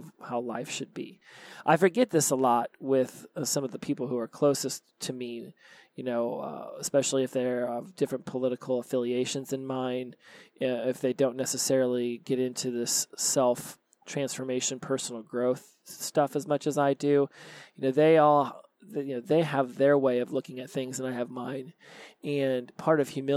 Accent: United States; I'm from the United States

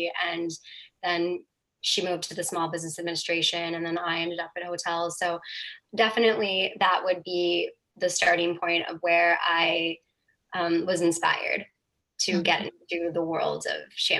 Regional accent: Honolulu, Hawaii, United States; moved away; also born or lived in London / New York / Los Angeles; I was born and raised in Hawaii, and that was pretty amazing. It's such a beautiful place to grow up and so special and really, you know, it's unlike anywhere else in the U.S.

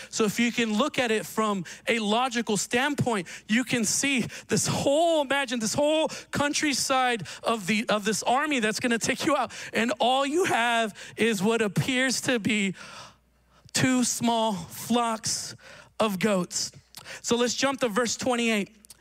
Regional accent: Reno, Nevada, United States; I grew up in Reno

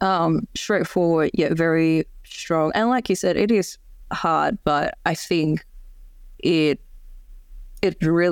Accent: Indonesia; English is a second language; because I'm from Indonesia and there's a lot of, you know, smaller towns and regions in Indonesia that I haven't been to yet

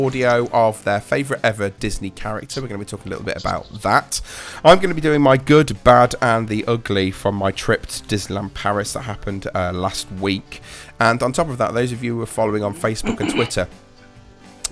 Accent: Leicestershire, East Midlands, United Kingdom; I am, yeah.

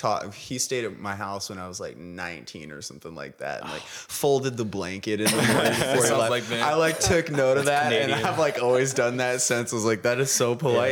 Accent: Grand Haven, Michigan, United States; now in Grand Rapids, United States; From Grand Haven. Okay. Which is my that's right. That's my hometown.

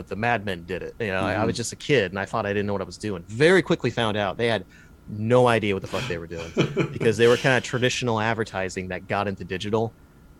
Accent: Dayton, Ohio, United States; I'm from the Rust Belt, from Dayton, Ohio. It's where I am here now

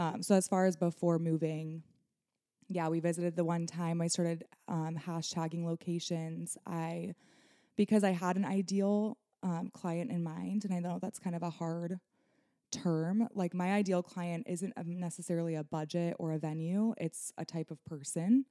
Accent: Nebraska, United States; moved away as an adult; now in Michigan, United States; born and raised in Nebraska, you know, I built my business there

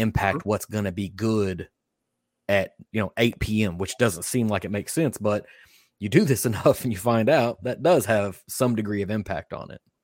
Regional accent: Kentucky, United States; I was born in Kentucky. I've been raised in Kentucky.

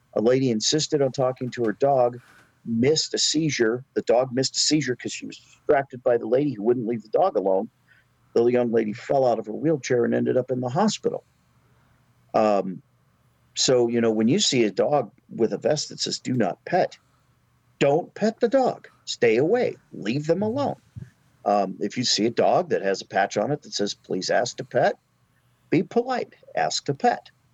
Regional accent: Alaska, United States; moved away as an adult; also born or lived in Oregon / Florida / Washington / Colorado; now in North Carolina, United States; I grew up in Alaska, went to college in Oregon, went back to Alaska, joined the Navy

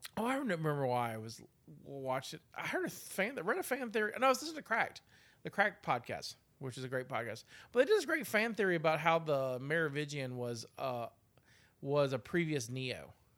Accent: United States; we're American

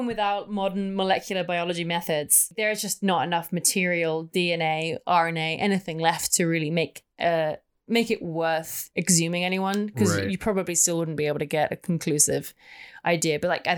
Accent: England, United Kingdom; just me being English.

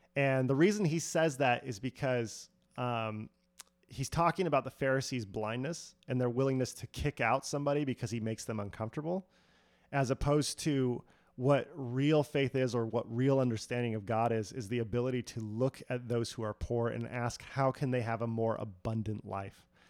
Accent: United States; I like being an American

